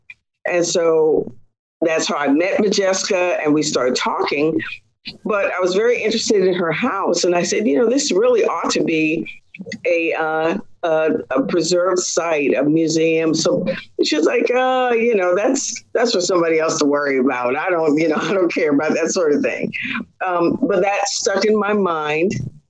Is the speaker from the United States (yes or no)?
yes; Kentucky, United States; born there; also born or lived in Texas / Washington; So I was born in Kentucky on the military base there, and we lived in several other installations in Texas, and most of a good bit of the traveling time that I had was in the state of Washington.